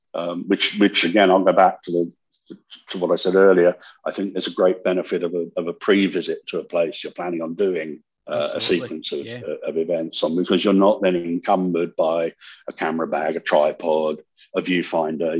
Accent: California, United States; I grew up in California

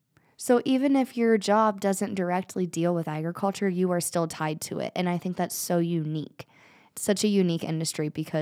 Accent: United States; born or raised there

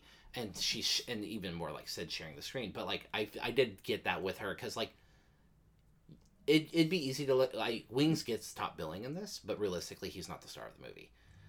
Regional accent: Canada; I'm Canadian

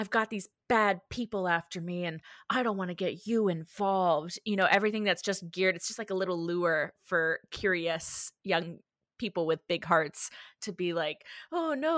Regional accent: the South, United States; growing up in the South

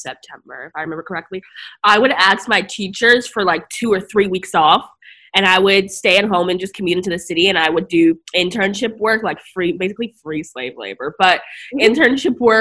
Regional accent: New Jersey, United States; also born or lived in Akron, Ohio; now in New York, United States; when I was about, eight, my family moved to Jersey

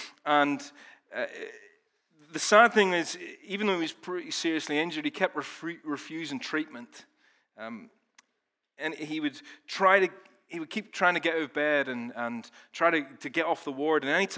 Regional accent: Ballymena, Northern Ireland, United Kingdom; now in Belfast, United Kingdom; In reality, I've lived in Belfast longer than I've lived in Ballymena. I don't even sound like I'm from Ballymena anymore, although we were up there yesterday, and I definitely sounded like I was from Ballymena then.

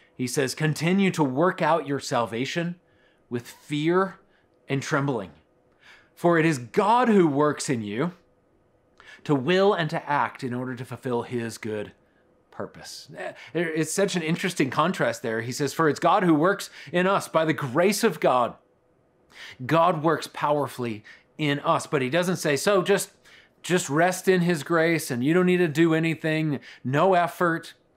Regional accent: Colorado Springs, Colorado, United States; I grew up in Colorado Springs

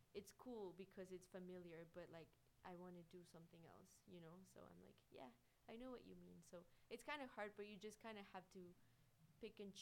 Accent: Guanajuato, Mexico; guanajuato like my hometown is like one of my favorite places in the world

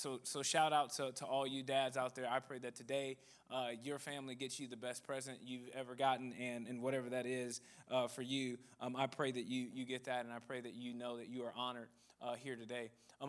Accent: Dallas, Texas, United States; I'm from Dallas, Texas.

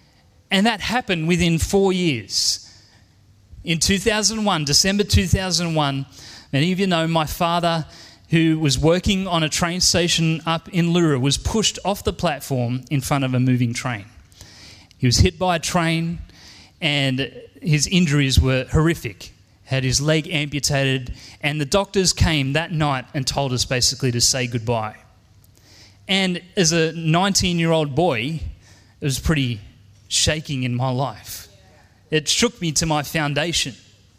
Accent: Penrith, New South Wales, Australia; You know, I grew up here in Penrith and I have an amazing, wonderful family.

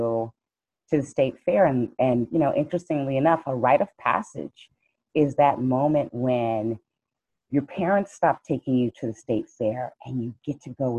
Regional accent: Dallas, Texas, United States; moved away; I was born and raised in South Dallas

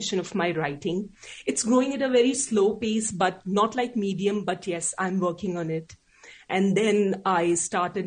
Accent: India; English is a second language; I'm an Indian

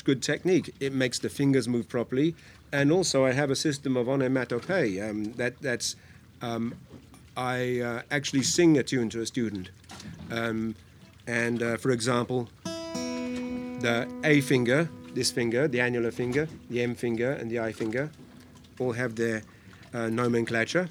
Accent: United Kingdom; now in Hong Kong; I grew up in near London

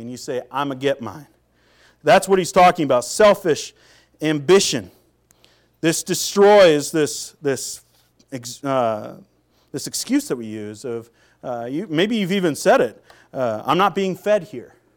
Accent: Seattle, Washington, United States; moved away as an adult; also born or lived in Minnesota / North Carolina; I'm from Seattle

